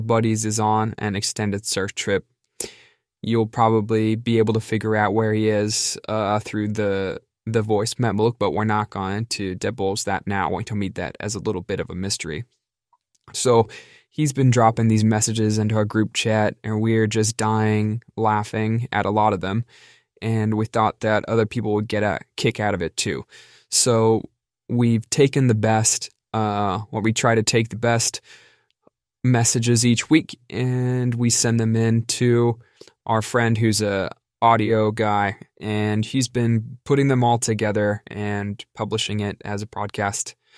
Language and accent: English; Southern California, United States; we're all from Southern California, a group of friends that grew up together